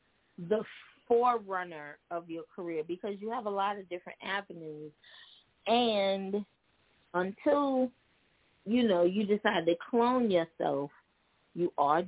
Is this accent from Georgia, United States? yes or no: no; New York, United States; moved away; So we're from New York, right? But we currently live in New York